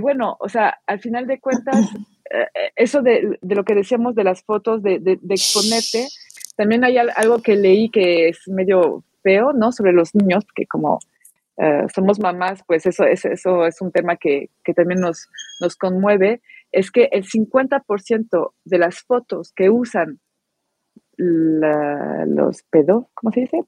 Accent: France; moved away as an adult; now in Mexico; soy francesa y vivo en México, ya tengo 17 años en México

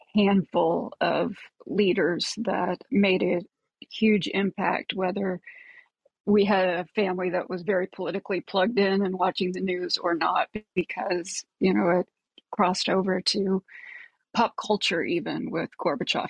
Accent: United States; accent: American; as a child of the 80s in America, as you can tell from my accent

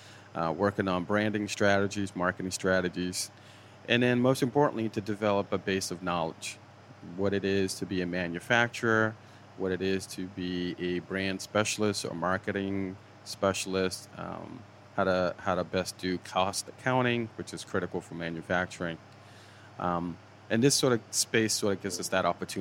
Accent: Boston, Massachusetts, United States; moved away as an adult; also born or lived in Milton, Massachusetts; I was from Dorchester

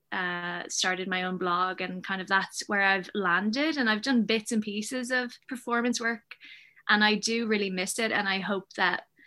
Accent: Dublin, Leinster, Ireland; also born or lived in Chicago, United States; I'm originally from Chicago, but we moved to Ireland when I was four. So I have dual nationality, which can be handy sometimes and a pain other times. And yeah, I grew up in Dublin, in the, you know, South County Dublin.

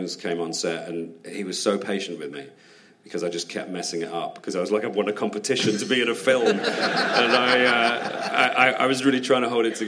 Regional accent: United Kingdom; as a Brit

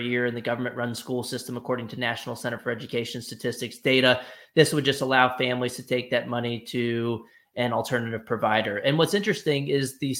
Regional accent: Texas, United States; In Texas, in my home state

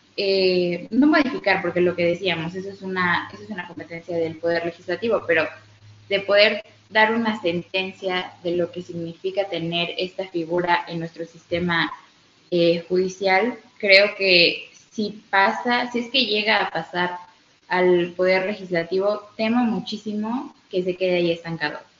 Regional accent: Mexico; vivimos como mexicanos

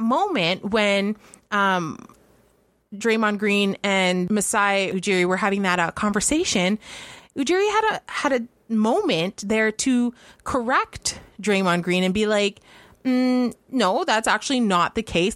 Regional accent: Canada

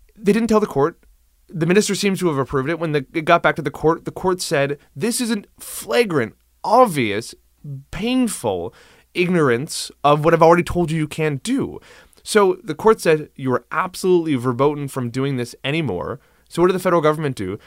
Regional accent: Cape Breton, Nova Scotia, Canada; my hometown of Cape Breton

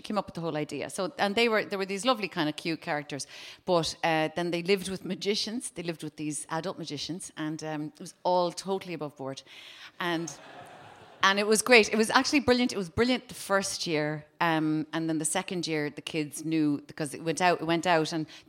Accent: Cork, Munster, Ireland; now in Dublin, Ireland; I'm from Cork, not from Spain.

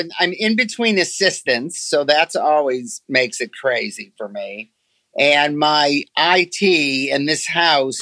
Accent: Detroit, Michigan, United States; I was born in Detroit

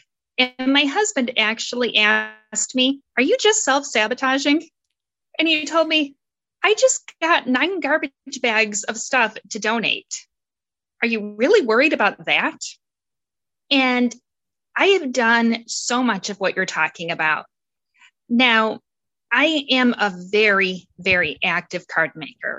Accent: outside of Detroit, Michigan, United States; I grew up outside of Detroit

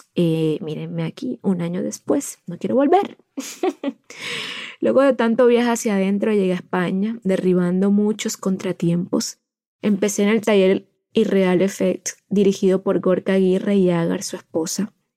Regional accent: Santo Tomás, Atlántico, Colombia; Vengo de un pueblo, Santo Tomás Atlántico, conocido como el pulmón verde del Atlántico

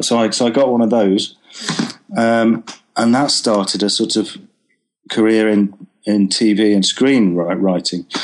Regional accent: Preston, North West England, United Kingdom; now in Brighton, United Kingdom; I'm from Preston originally

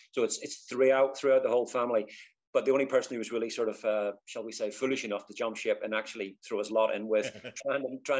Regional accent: Belfast, Northern Ireland, United Kingdom; moved away as an adult; also born or lived in London; now in Rochester, United Kingdom; So born in 1966 in Belfast. I say East Belfast

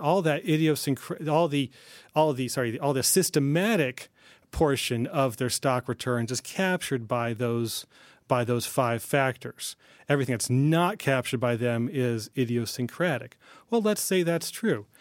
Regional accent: New Haven, Connecticut, United States; I grew up in New Haven

